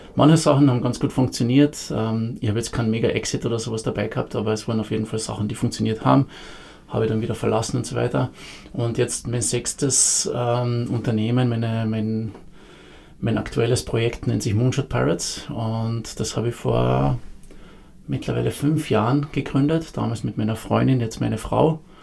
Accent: Carinthia, Austria; moved away as an adult; also born or lived in Vienna; grundsätzlich bin ich Kärntner, ich bin in Kärnten aufgewachsen

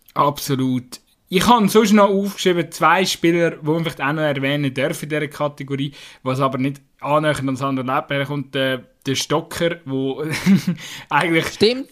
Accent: Switzerland; wir uns als Schweizer

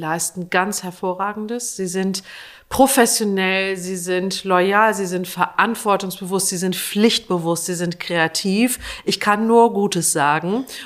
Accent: Lower Saxony, Germany; Ich bin in der Nähe eines Fliegerhorstes aufgewachsen. In der unmittelbaren Umgebung war ein Bundeswehrkrankenhaus. Ich komme aus Niedersachsen.

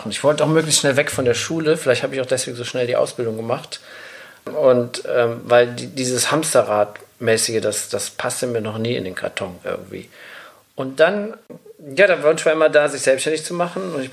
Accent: Bonn, North Rhine-Westphalia, Germany; born there; ich bin ja in Bonn geboren

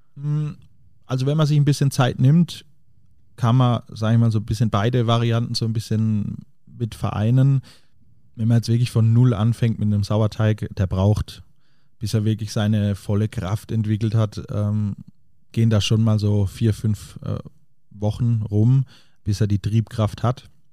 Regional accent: Diedelsheim, Baden-Württemberg, Germany; also born or lived in Paris; now in Munich, Germany; Diedelsheim, also der Ort, wo ich herkomme, ähm, wo, wo meine Eltern den, den Lankershof betreiben

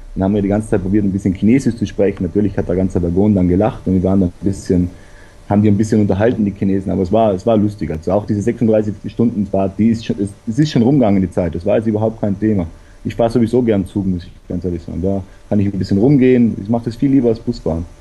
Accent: South Tyrol, Trentino-Alto Adige, Italy; ich komme aus Südtirol und bin da eigentlich aufgewachsen in recht guter Luft

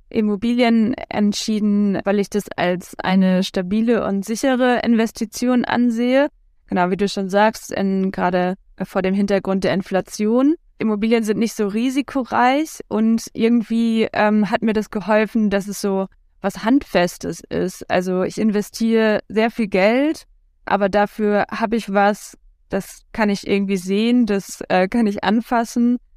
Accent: North Rhine-Westphalia, Germany; now in Cologne, Germany; ich komme gebürtig aus dem Münsterland und wohne aber seit ein paar Jahren in Köln

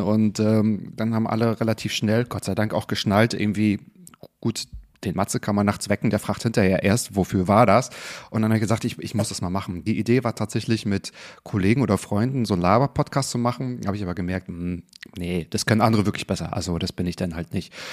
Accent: Northern Germany, Germany; ich komme auch aus dem Norden

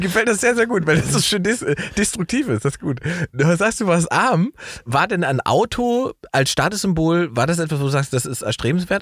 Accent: East Germany, Germany; ich bin ja ein Ossi-Junge

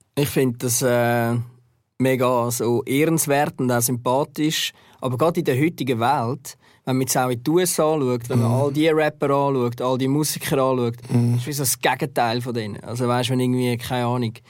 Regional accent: Zurich, Switzerland; ich bin dann auch in Zürich aufgewachsen

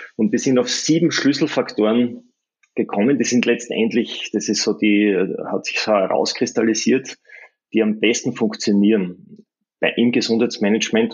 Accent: Graz, Styria, Austria; ich bin ja aus Graz, das ist im Süden von Österreich in der Steiermark

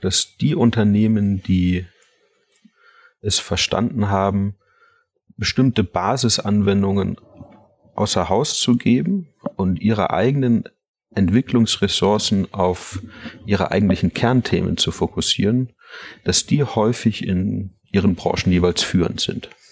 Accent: Munich, Bavaria, Germany; im Umfeld, wo ich aufgewachsen bin, in München

